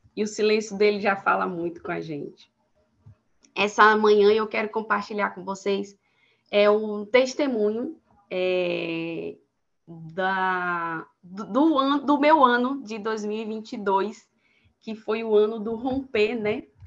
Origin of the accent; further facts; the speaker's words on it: Salvador, Bahia, Brazil; sou de Salvador, na Bahia